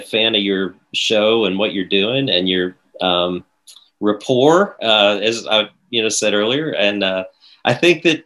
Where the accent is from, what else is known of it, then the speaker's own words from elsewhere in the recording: Evansville, Indiana, United States; now in Nashville, United States; I grew up in Evansville, of course, and it was a great place to grow up